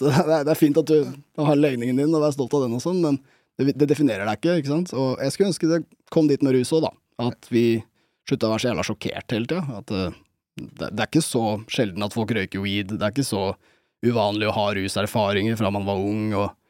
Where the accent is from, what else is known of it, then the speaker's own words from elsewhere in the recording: Bærum, Akershus, Norway; jeg har vokst opp i Bærum